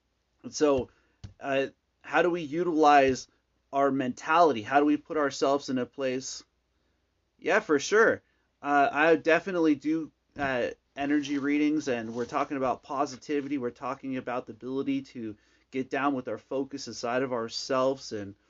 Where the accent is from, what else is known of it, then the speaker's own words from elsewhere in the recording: California, United States; now in Arizona, United States; So I came from California to Arizona.